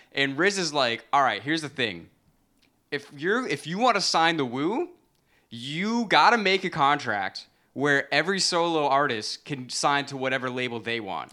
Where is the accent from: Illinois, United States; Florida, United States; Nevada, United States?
Florida, United States; Central; now in New York City, United States; I grew up in Central Florida